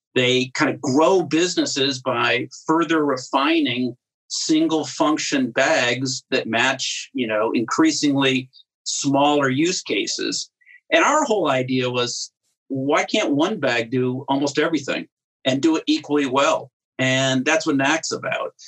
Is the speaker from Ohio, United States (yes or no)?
yes; Cleveland, Ohio, United States; also born or lived in New Jersey; now in Rhode Island, United States; I went when I was five grew up in Cleveland